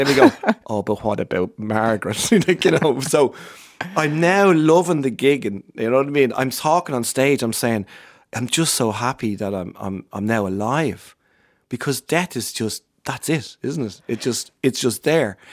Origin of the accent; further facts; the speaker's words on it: Ireland; I'm Irish